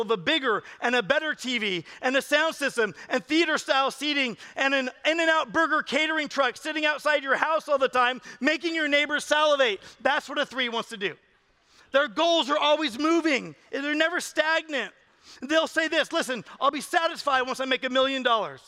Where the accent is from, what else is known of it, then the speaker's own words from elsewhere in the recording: California, United States; I'm from California